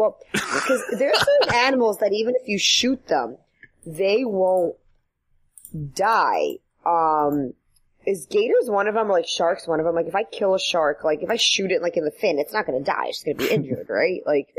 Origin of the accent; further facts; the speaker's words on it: Long Island, New York, United States; accent: Long Island drawl; I definitely have like a more of like a Long Island like drawl.